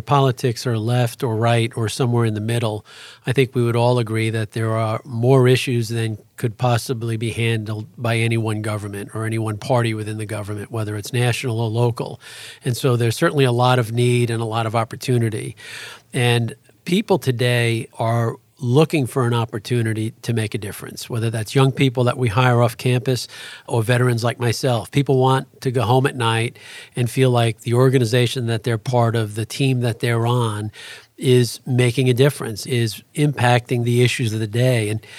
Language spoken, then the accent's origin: English; Astoria, New York, United States; And it's how we grew up in Astoria, Queens.